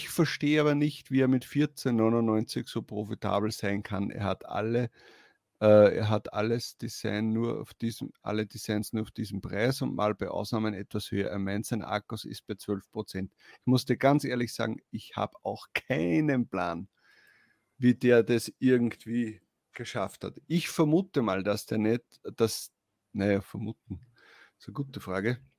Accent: Upper Austria, Austria; Zumindest bei uns in Oberösterreich, vielleicht in Wien nicht so.

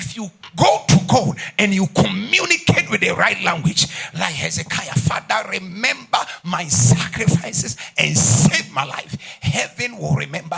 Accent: Ghana; first language Ghanaian language; English is a second language; I'm going to speak my mother tongue. My Ghanaian language.

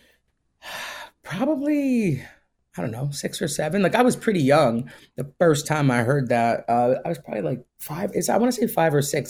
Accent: Pine Bush, New York, United States; I grew up in, uh, New York, in upstate New York, a place called Pine Bush.

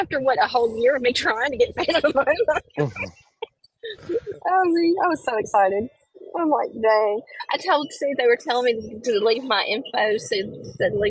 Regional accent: Memphis, Tennessee, United States; I came from Gangster Town

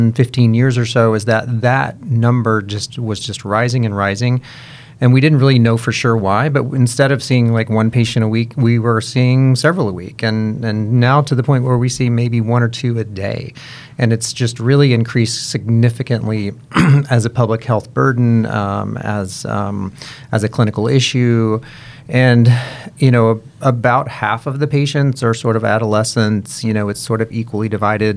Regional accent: Kentucky, United States; now in Cincinnati, United States; I am originally from Kentucky

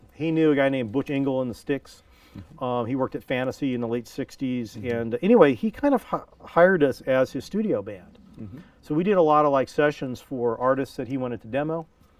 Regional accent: Pleasanton, California, United States; I went to Amador High School.

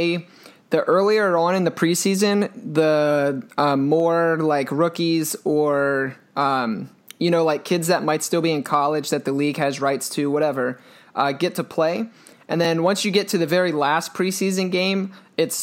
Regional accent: Maryland, United States; I'm from Maryland

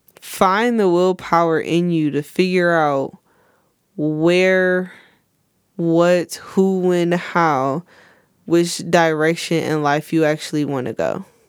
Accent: United States; I love it here, you know, it's my hometown

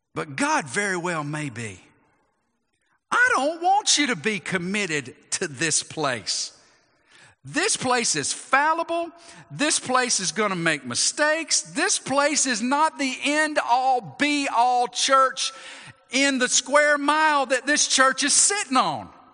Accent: United States; as American Christians, we want to include our Christianity to what we are as Americans

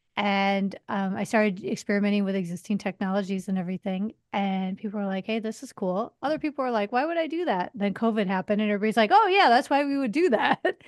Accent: outside of Chicago, Illinois, United States; moved away as an adult; also born or lived in Las Vegas; now in New York City, United States; I grew up outside of Chicago

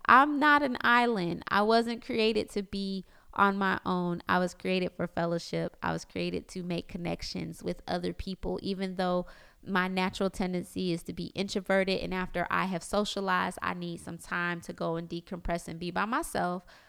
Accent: South Florida, United States; born or raised there; moved away as an adult; now in Orlando, United States

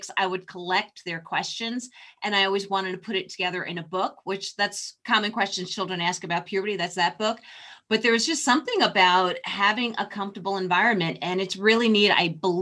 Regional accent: New York, United States; moved away; also born or lived in Texas; I'm originally from New York

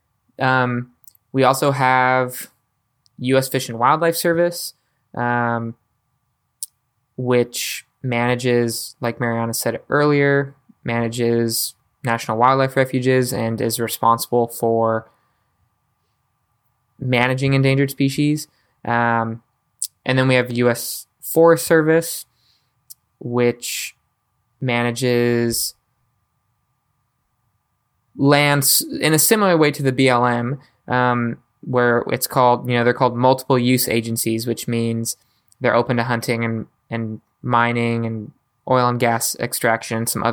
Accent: United States; we as the American people

